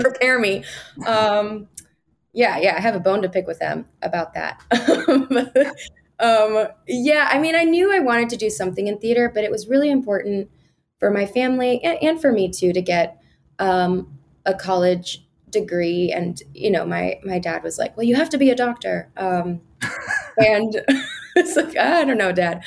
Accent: Kansas, United States; moved away as an adult; also born or lived in Lawrence, Kansas; now in New York, United States; I was born on the Missouri side and then we moved to the Kansas side when I was in middle school. So um, predominantly grew up in Kansas

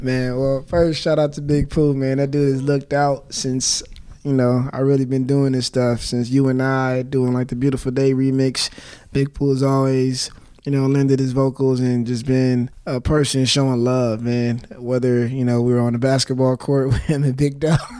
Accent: Inglewood, California, United States; growing up in Inglewood

